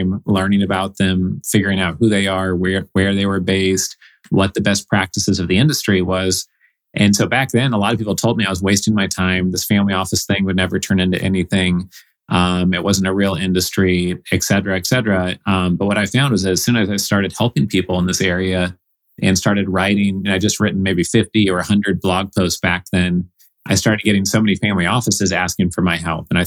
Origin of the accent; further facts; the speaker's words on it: Oregon, United States; moved away as an adult; also born or lived in Evanston, Illinois / Boston; I grew up in Oregon.